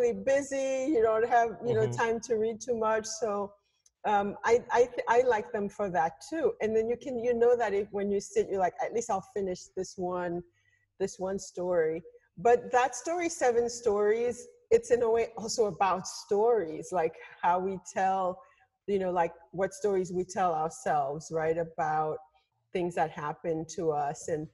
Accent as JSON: {"language": "English", "country": "Haiti", "tie": "born or raised there", "moved": "yes", "said": "I grew up like in Haiti in a culture of radio"}